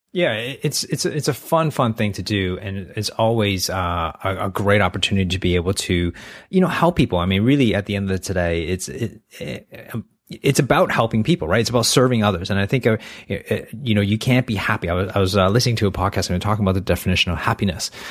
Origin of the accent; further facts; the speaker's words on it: Canada; now in Australia; I grew up in Canada